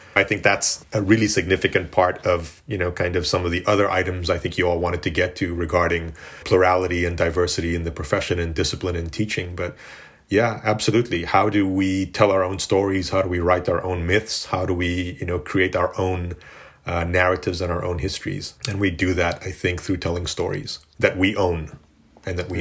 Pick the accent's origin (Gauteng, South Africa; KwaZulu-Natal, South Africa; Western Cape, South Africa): Gauteng, South Africa; Johannesburg; moved away; growing up in South Africa in Johannesburg